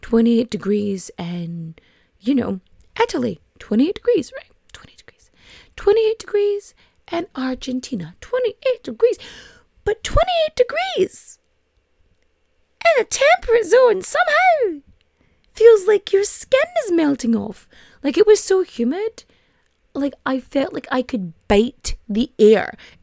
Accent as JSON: {"language": "English", "region": "Ulster", "country": "Ireland", "said": "It's like, I'm from Donegal."}